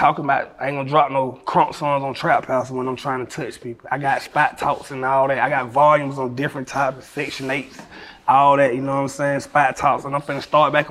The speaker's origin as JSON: {"language": "English", "town": "Atlanta", "region": "Georgia", "country": "United States", "said": "I'm from Atlanta with all the stars."}